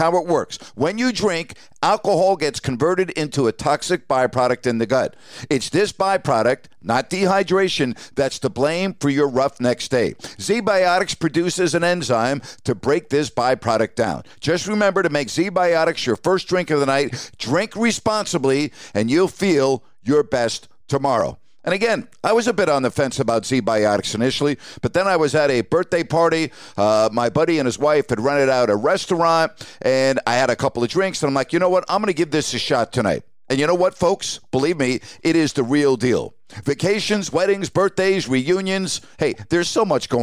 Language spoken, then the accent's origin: English; New York, United States; as a kid growing up in New York